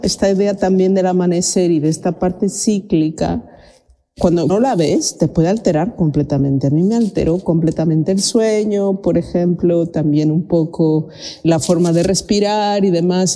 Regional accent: Mexico; now in Sweden; soy de México, vivo en Suecia

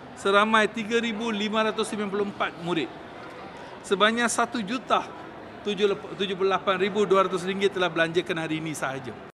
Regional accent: Teluk Intan, Perak, Malaysia; Saya hanya imbas kembali kehidupan saya sewaktu dalam estate. Ya, saya ni daripada Teluk Intan, daripada estate juga.

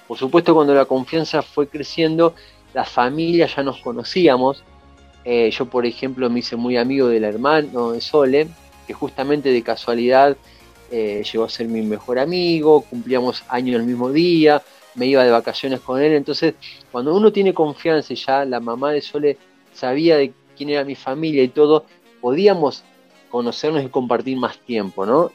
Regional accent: Buenos Aires, Argentina; yo nací en Buenos Aires y vivía en Buenos Aires

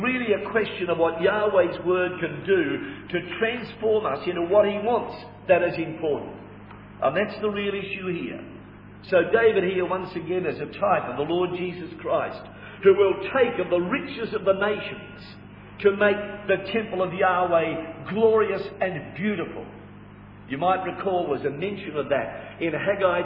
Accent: Australia; we are Australian citizens by birth

